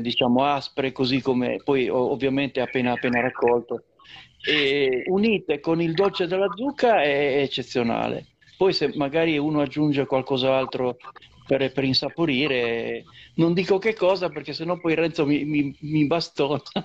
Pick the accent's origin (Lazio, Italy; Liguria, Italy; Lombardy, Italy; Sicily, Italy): Liguria, Italy; dalle nostre parti